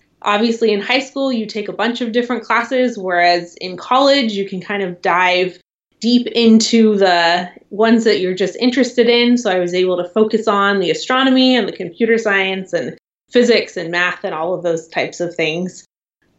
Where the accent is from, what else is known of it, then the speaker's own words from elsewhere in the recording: San Luis Obispo, California, United States; now in Seattle, United States; I grew up in San Luis Obispo, California